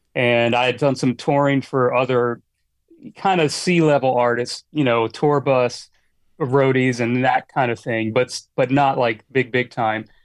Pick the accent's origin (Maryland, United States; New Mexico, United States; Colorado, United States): Maryland, United States; Annapolis; moved away as an adult; now in Los Angeles, United States; I grew up in Annapolis, Maryland